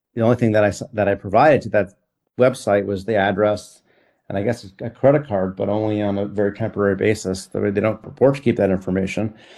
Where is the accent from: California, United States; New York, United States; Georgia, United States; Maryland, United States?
New York, United States; I'm a New Yorker